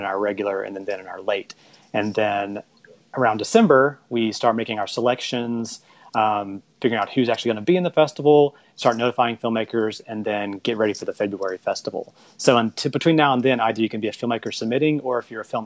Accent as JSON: {"language": "English", "town": "West Point", "region": "Mississippi", "country": "United States", "said": "I'm from West Point, Mississippi"}